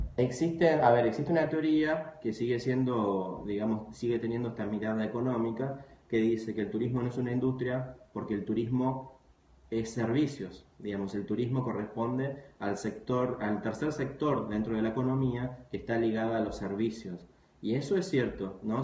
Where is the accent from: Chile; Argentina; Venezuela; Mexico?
Argentina; moved away; yo, soy, argentino, pero viví algunos años en otras ciudades del, país y del mundo